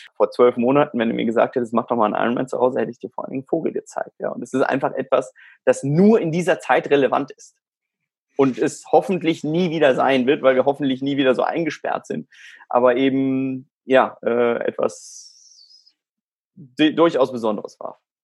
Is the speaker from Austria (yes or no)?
no; South Africa; also born or lived in Germany; now in Spain; ich bin in Südafrika aufgewachsen